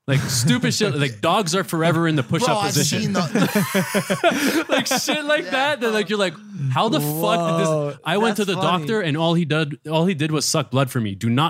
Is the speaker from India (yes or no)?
no; Toronto, Ontario, Canada; accent: Canadian; now in Los Angeles, United States; So I'm from Toronto.